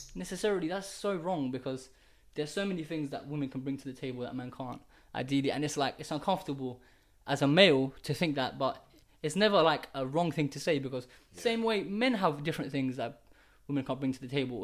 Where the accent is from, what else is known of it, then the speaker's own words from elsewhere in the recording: Kurdistan Region, Iraq; moved away; I'm from Iraq, and this is the Middle East. Um, yeah, it's Iraq. yeah, Iraq, yeah, Kurdistan